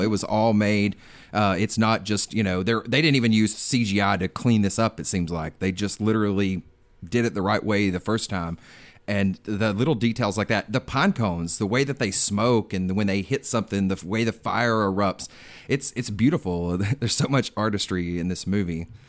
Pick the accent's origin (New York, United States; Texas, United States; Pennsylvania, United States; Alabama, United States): Alabama, United States; I am actually from Alabama, and it, when I was a kid, it sat on our license plates, the heart of Dixie.